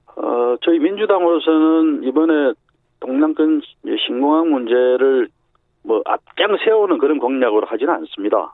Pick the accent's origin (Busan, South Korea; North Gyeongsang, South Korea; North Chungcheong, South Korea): Busan, South Korea; moved away as an adult; also born or lived in Seoul; 제 고향이 부산이니까